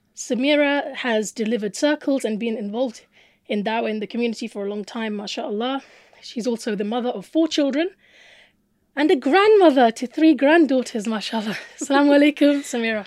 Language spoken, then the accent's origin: English; United Kingdom; growing up in Britain was this emphasis on reading